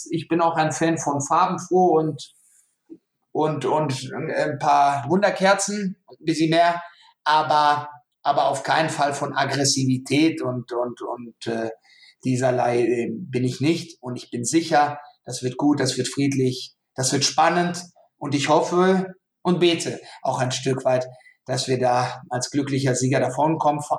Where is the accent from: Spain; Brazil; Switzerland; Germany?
Germany; Frankfurt, Hesse; weil er weiß, ich bin Frankfurter